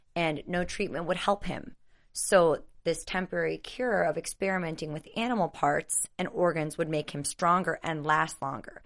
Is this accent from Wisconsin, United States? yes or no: yes; Wisconsin, United States; I'm from Wisconsin